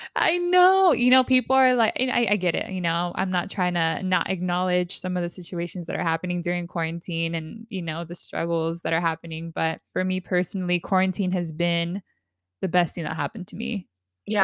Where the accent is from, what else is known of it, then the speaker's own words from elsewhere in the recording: San Diego, California, United States; We're both from San Diego